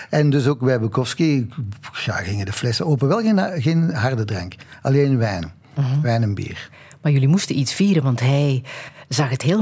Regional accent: Belgium; En ik ben ook wel zo hoor, want ik ben een Belg in hart en nieren.

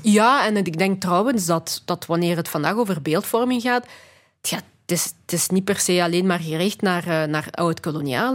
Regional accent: Belgium; also born or lived in Congo; Ik ben in België opgegroeid.

